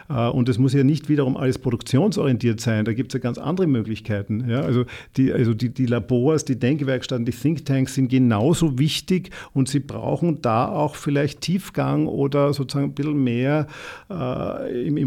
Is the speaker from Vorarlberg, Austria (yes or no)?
no; Vienna, Austria; Also wir haben als Europäer und vielleicht besonders auch als Wiener, haben da auch eine Verantwortung.